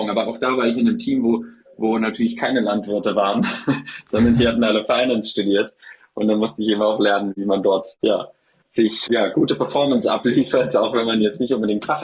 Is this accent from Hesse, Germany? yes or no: yes; Hesse, Germany; ich komme ursprünglich aus dem Rheingau, aus der Nähe von Frankfurt. Und da ist der Weinbau extrem groß.